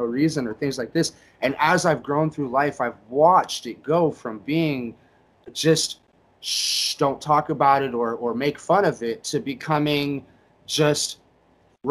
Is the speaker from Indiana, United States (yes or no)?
yes; Indiana, United States; I grew up in Indiana